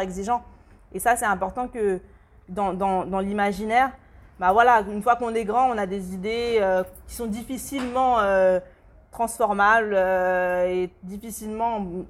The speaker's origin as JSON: {"language": "French", "country": "France", "also_born_or_lived": "Democratic Republic of the Congo", "said": "chez nous en France"}